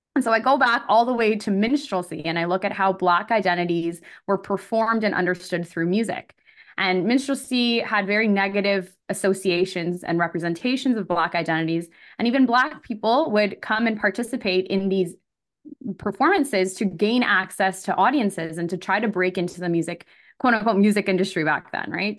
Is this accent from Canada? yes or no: yes; Elmira, Ontario, Canada; born or raised there; also born or lived in Scarborough, Ontario